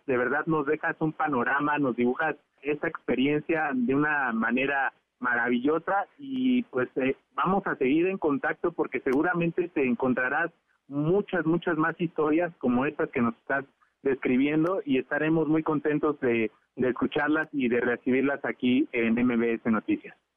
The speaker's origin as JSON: {"language": "Spanish", "country": "Mexico", "said": "nosotros como mexicanos"}